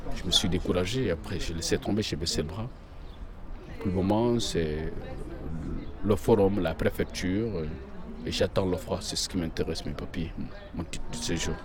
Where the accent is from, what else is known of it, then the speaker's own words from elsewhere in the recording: Guinea; moved away as an adult; now in Lyon, France; Je viens de Guinée-Conakry. Moi, suis mon septième mois de Lyon.